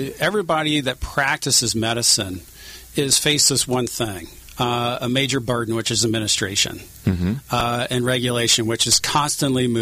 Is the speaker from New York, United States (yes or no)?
no; Missouri, United States; now in Southern California, United States; I'm originally from Missouri